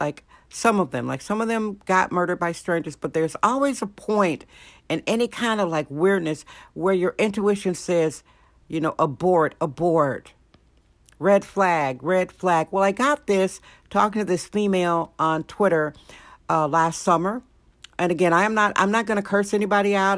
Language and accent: English; Wisconsin, United States; now in San Francisco, United States; Wisconsin, my home state, Wisconsin.